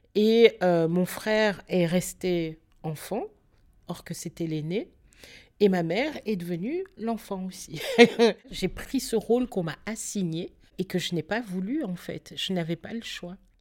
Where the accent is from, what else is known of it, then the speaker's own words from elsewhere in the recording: Belgium; on est belge et parce qu'on est né en Belgique et que notre avenir était ici pour nous, mon frère et moi